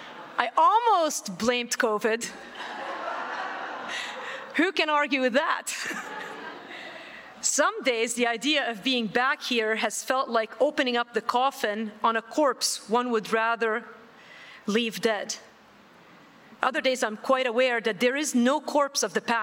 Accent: Beirut, Beirut Governorate, Lebanon; I was born in West Beirut, Lebanon, and grew up in the 70s and 80s. I lived through some of the worst of the civil war in West Beirut.

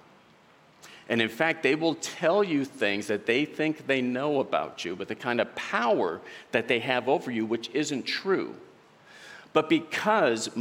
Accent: Southern Oregon, United States; I'm from Southern Oregon. I met my wife there, Sandy.

